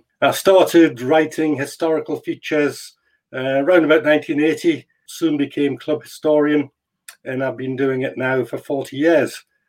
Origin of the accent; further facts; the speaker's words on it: Newcastle upon Tyne, North East England, United Kingdom; moved away as an adult; now in Edinburgh, United Kingdom; I'm born and bred in Dentonburn, Newcastle, although now I live in Edinburgh and I've lived there for over 30 years.